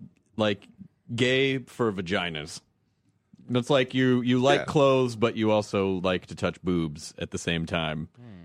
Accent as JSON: {"language": "English", "region": "Tennessee", "country": "United States", "tie": "born or raised there", "said": "We didn't where I grew up in Tennessee. We didn't use the word geek. We used the word nerd."}